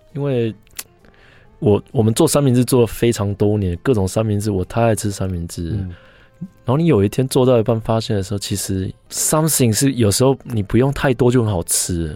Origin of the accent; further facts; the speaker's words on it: Kaohsiung, Taiwan; also born or lived in Tainan; now in Taipei, Taiwan; 我是台南出生，高雄长大，所以两边都蛮熟的